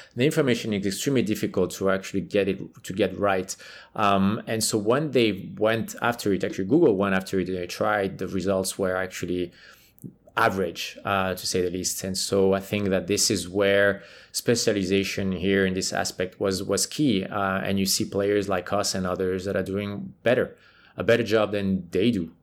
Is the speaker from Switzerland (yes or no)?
yes; Switzerland; moved away; I'm from Switzerland, right? So I played for the Swiss national team